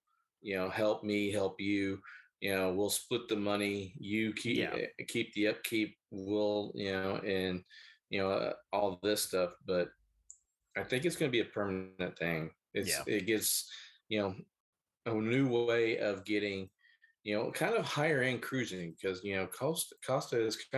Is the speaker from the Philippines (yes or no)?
yes; Philippines; Well, I'm not Italian. I'm Filipino.